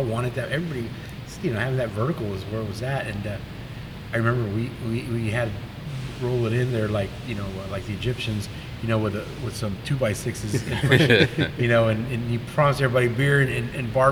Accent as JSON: {"language": "English", "town": "Uvalde", "region": "Texas", "country": "United States", "tie": "born or raised there", "said": "I grew up in Uvalde, Texas"}